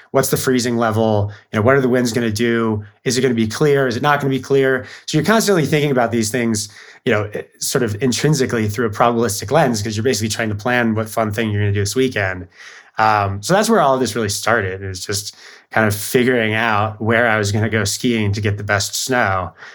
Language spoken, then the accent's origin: English; Bellevue, Washington, United States; I grew up outside of Seattle in Bellevue.